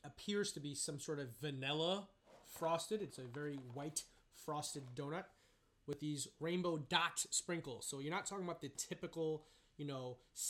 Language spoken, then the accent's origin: English; New York City, New York, United States; from the Bronx, baby.